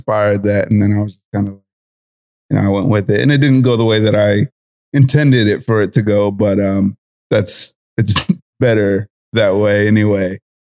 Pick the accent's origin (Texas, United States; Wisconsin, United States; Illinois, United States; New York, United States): Texas, United States; San Antonio; moved away as an adult; now in Norfolk, United States; I'm 27. I'm originally from San Antonio, Texas, and I moved out to Norfolk, I want to say, 2014. I joined the Navy in June of 2014, and I got stationed in Norfolk, and been here ever since.